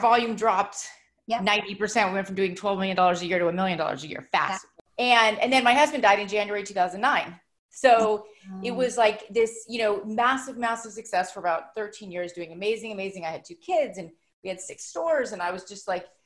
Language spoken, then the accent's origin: English; Los Angeles, California, United States; I grew up in Los Angeles